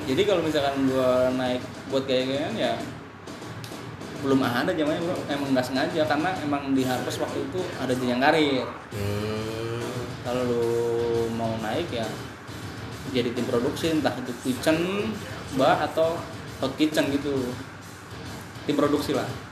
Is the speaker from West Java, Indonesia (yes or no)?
no; Brebes, Central Java, Indonesia; accent: Jawa medok; moved away as an adult; also born or lived in Semarang; now in Jakarta, Indonesia; gua orang Jawa, jadi tahu bahasanya